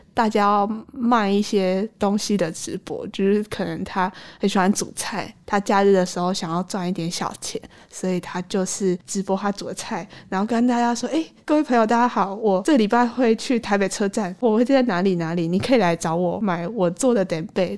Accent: Tainan, Taiwan; moved away as an adult; now in Taipei, Taiwan; 我是在台南关庙出生长大的小朋友。二零一五年的时候，我第一次上大学来台北

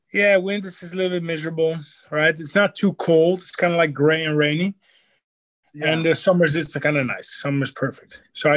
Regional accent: Netherlands; now in Miami, United States

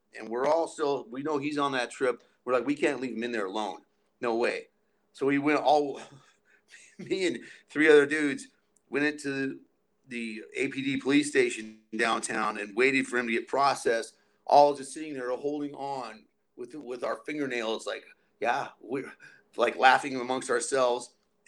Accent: Albuquerque, New Mexico, United States; me and some of my main friends growing up in Albuquerque, we were all in jail peeking on LSD one night

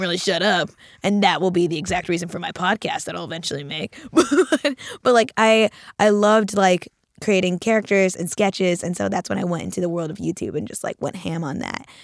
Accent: Houston, Texas, United States; I'm from Houston

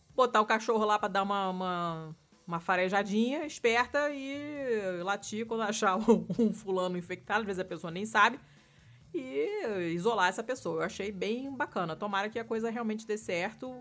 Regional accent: Rio de Janeiro, Brazil; o apartamento onde eu cresci, no Rio, que era o décimo andar

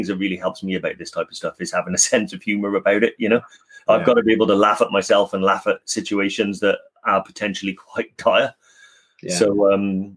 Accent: Newport, Wales, United Kingdom; I'm from Newport in South Wales

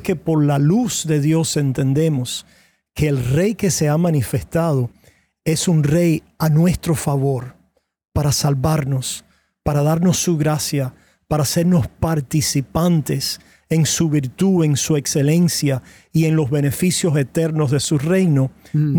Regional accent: Cuba; Yo soy cubano de nacimiento y de crianza

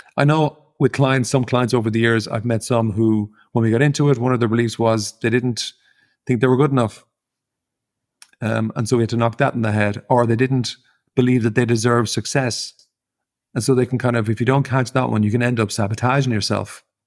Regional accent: Ireland; as an Irish person growing up in Ireland

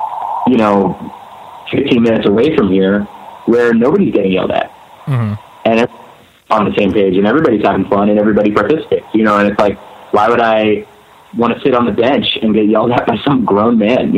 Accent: Pennsylvania, United States; And I grew up right outside of Philadelphia, so like every single night there was something going on.

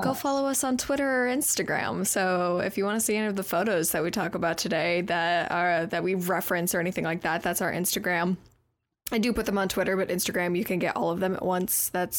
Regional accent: Arizona, United States; now in Oklahoma, United States; I grew up in Arizona. I've never had snow on Christmas.

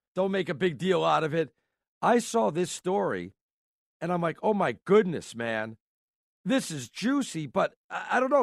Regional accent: New York, United States; being a New Yorker

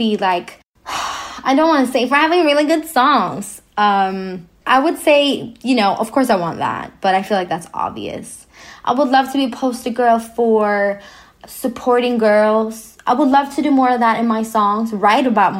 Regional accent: Sweden; I was born in Sweden, where we are quite equal

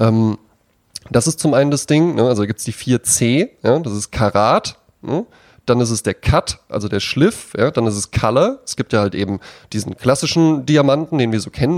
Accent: Wetzlar, Hesse, Germany; moved away; in Wetzlar, wo ich herkomme

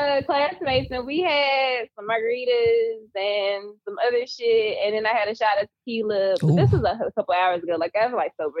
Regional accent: the South, United States; I'm from the South. I ain't from the North.

